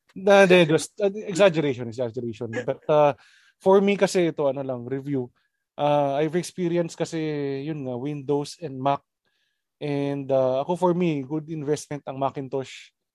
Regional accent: Labrador, Ilocos Region, Philippines; Sa sa may Labrador, taga Labrador kami, Pangasinan.

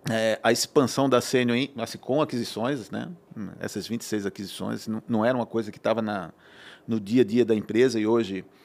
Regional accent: Recife, Pernambuco, Brazil; moved away; Sou pernambucano, né?

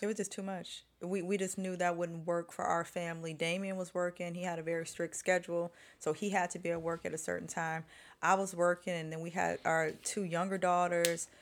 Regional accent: Chicago, Illinois, United States; moved away as an adult; also born or lived in Los Angeles; I'm born and raised in Chicago

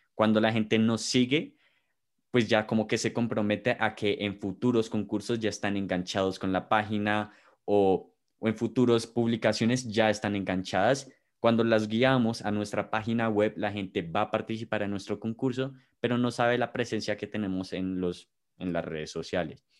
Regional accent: Bogotá, Colombia; los de nosotros somos de Bogotá

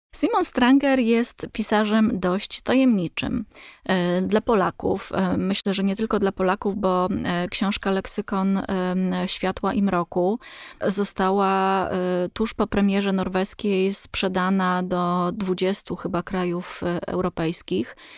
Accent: Poland; my, Polacy

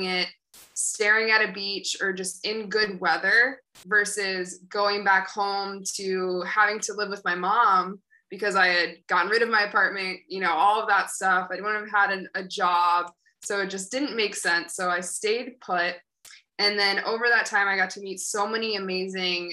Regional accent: Syracuse, New York, United States; moved away as an adult; also born or lived in Albany, New York / Boston, Massachusetts / Thailand; now in Bali, Indonesia; I'm from Syracuse, New York. So very snowy place, very opposite of what I've been living in for the past several months. So I grew up in Syracuse.

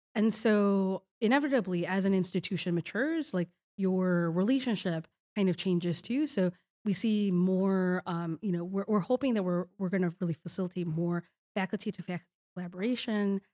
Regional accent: Chicago, Illinois, United States; also born or lived in Kazakhstan; now in Madison, United States; I am originally a Chicago, I'm a Chicagoan

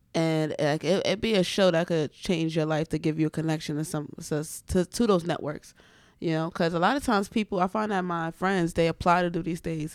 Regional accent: New York City, New York, United States; I grew up in the Bronx, but my family's from Florence, South Carolina.

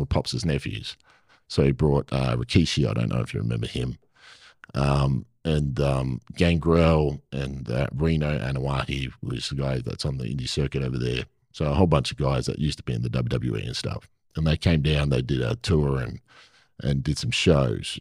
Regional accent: Perth, Western Australia, Australia; I'm from Perth

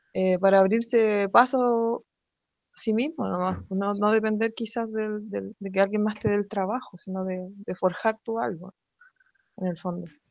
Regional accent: Santiago, Santiago Metropolitan Region, Chile; Soy de Santiago

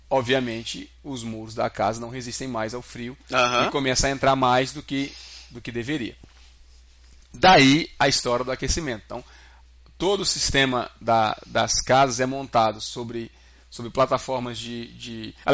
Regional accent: Ceará, Brazil; eu vim do Ceará, a gente vive a 35 graus o tempo todo lá em cima

